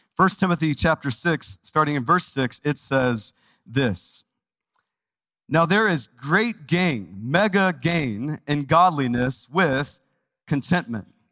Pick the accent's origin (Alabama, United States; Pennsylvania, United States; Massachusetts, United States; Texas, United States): Texas, United States; now in Phoenix, United States; I'm from Texas, and so you got to say it like with a Texas accent